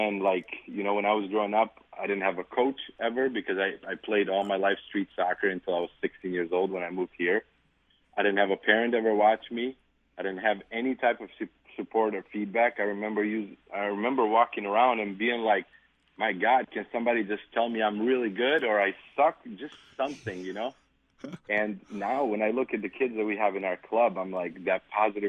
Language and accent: English; North Macedonia; now in Wisconsin, United States; I grew up in Macedonia, so when I was 6 years old, my parents came to the United States and left me and my sister behind